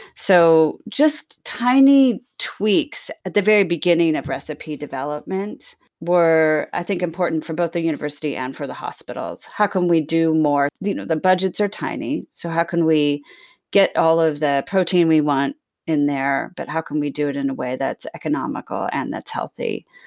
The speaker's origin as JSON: {"language": "English", "town": "Sacramento", "region": "California", "country": "United States", "tie": "born or raised there", "also_born_or_lived": "Bermuda / Hudson Valley, New York", "moved": "as an adult", "said": "growing up in Sacramento, California, and I was the youngest of five"}